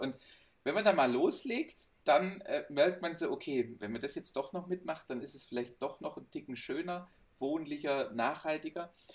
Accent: Swabia, Baden-Württemberg, Germany; now in Heilbronn, Germany; ich als Schwabe

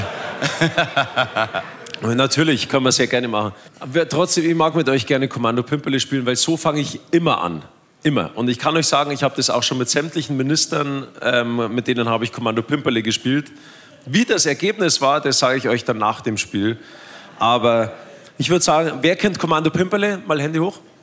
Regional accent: Germany; bei uns in Deutschland

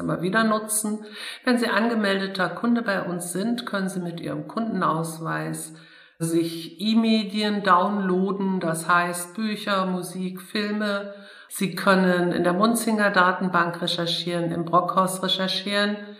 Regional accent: Dessau, Saxony-Anhalt, Germany; moved away as an adult; also born or lived in Wetzlar / Siegen; now in Bonn, Germany; Ich komme ursprünglich aus Dessau

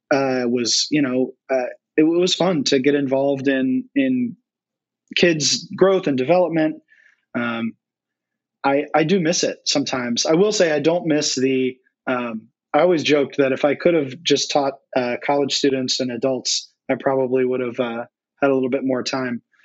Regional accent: North Carolina, United States; moved away as an adult; now in Cincinnati, United States; born, born and raised in North Carolina

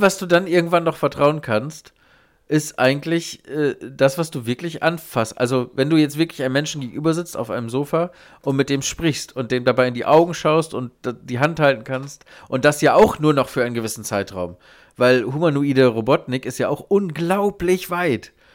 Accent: Germany; ich als Deutscher

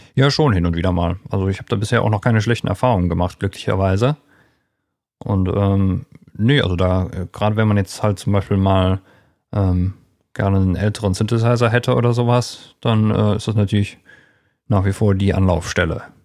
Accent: Erkelenz, North Rhine-Westphalia, Germany; in äh, meiner Heimatstadt in Erklens

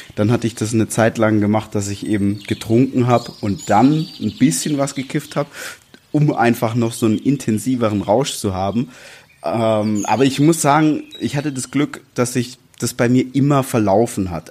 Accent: Swabia, Baden-Württemberg, Germany; moved away as an adult; now in Berlin, Germany; wir beides gebürtige Schwaben sind

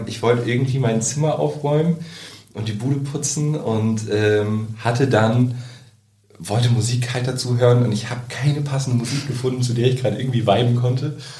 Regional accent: Wesermarsch, Lower Saxony, Germany; ich komme aus der Wesermarsch

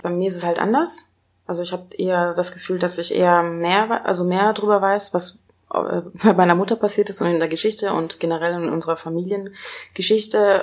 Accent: East Germany, Germany; moved away; ich bin ja auch in Ostdeutschland groß geworden, ein Teil acht Jahre meine, meines, meines Lebens

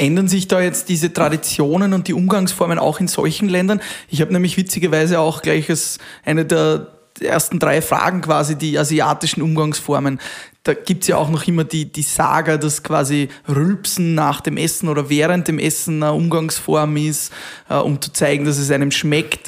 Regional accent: Austria; bei uns in Österreich

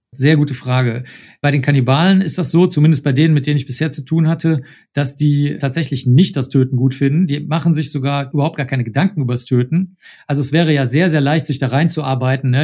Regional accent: Cologne, North Rhine-Westphalia, Germany; also born or lived in United States; Ich komme aus Köln. Ich bin hier aufgewachsen

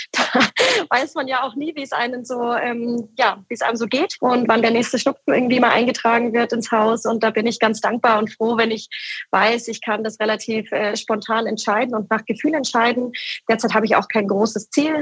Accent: Munich, Bavaria, Germany; moved away as an adult; also born or lived in Starnberg; now in Bamberg, Germany; als, sage ich mal, Münchner oder Starnberger Kinder

